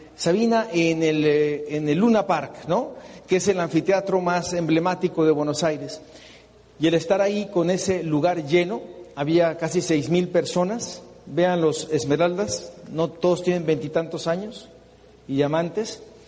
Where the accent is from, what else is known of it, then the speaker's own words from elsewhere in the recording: Mexico; nosotros definitivamente los mexicanos